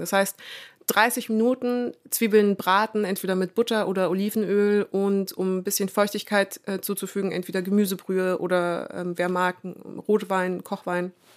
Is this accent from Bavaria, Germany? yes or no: yes; Munich, Bavaria, Germany; also born or lived in France; Und ich bin gebürtige Münchnerin